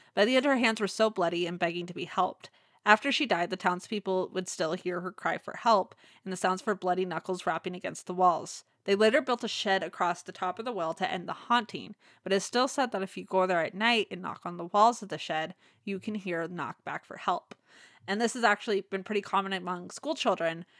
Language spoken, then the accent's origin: English; Las Vegas, Nevada, United States; we grew up in Las Vegas